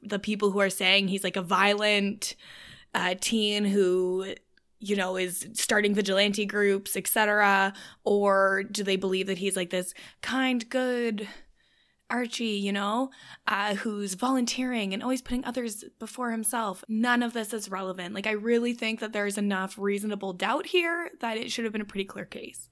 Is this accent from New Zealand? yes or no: no; Canada; I'm Canadian